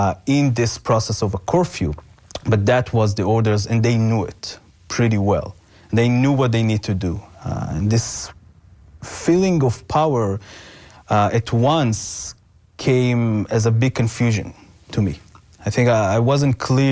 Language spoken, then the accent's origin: English; Israel; moved away; growing up in Israel